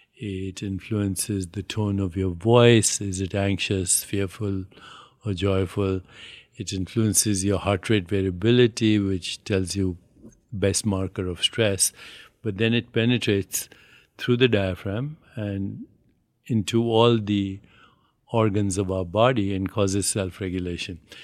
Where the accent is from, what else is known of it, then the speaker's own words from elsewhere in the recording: India; moved away; also born or lived in New York; I'm Indian